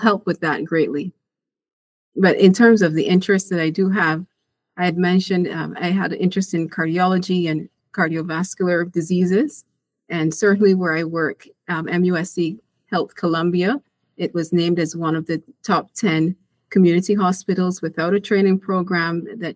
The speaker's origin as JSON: {"language": "English", "country": "Barbados", "moved": "as an adult", "lives_now": "United States", "said": "I'm a physician from Barbados, an island in the Caribbean. I went to medical school there and then came to the U.S. for residency"}